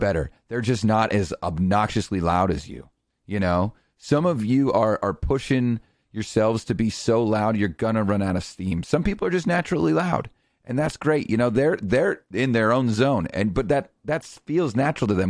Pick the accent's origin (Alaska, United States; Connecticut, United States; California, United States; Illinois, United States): Connecticut, United States; I'm from Connecticut